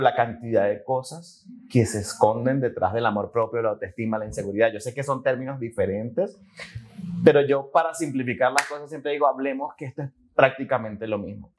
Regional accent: Maturín, Monagas, Venezuela; moved away as an adult; also born or lived in Caracas, Venezuela / France / Panama; now in Colombia; nací en una ciudad que se llama Maturín, en Venezuela. Entonces, nada, este, crecí ahí, estudié ahí

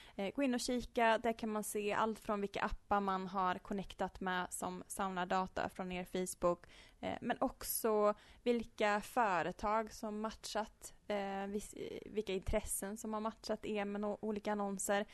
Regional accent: Uddeholm, Värmland, Sweden; now in Karlstad, Sweden; Jag är uppvuxen i norra Värmland i en liten ort som heter Uddeholm.

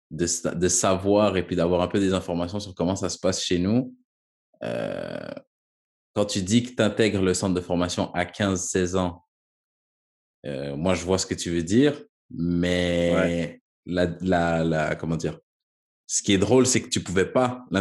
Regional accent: Quebec, Canada; dans mon chez moi, là où j'ai grandi, là où j'ai développé mon amour pour le ballon rond, au Québec, Canada.

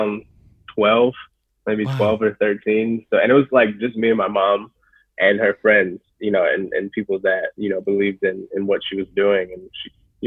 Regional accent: Phoenix, Arizona, United States; moved away as an adult; born and raised Phoenix, Arizona, South Phoenix

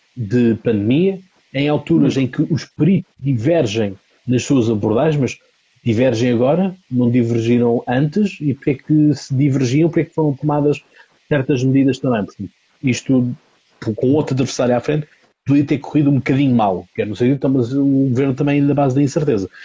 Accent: Almada, Lisbon, Portugal; eu sou da Almada

